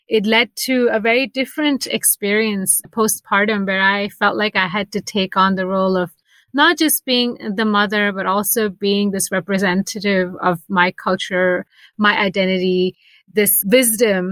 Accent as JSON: {"language": "English", "country": "United States", "moved": "as an adult", "lives_now": "Basel, Switzerland", "said": "I'm Indian American, but for the last 7 years have been living outside of America."}